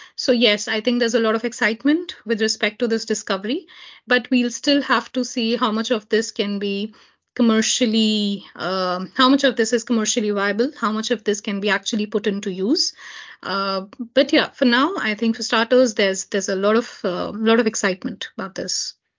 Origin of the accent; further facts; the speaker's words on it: Jammu and Kashmir, India; this happens right in my home state